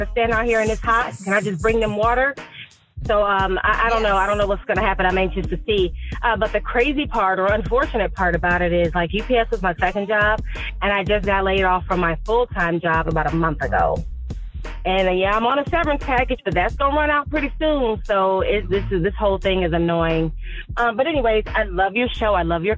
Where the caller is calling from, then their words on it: Ohio, United States; I am calling from Ohio.